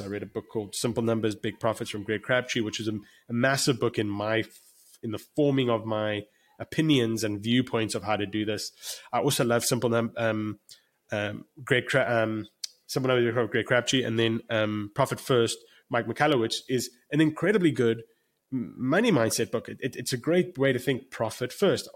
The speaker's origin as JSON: {"language": "English", "country": "South Africa", "moved": "as an adult", "lives_now": "United States", "said": "I'm actually sitting in Cape Town, South Africa right now, and I'm South African"}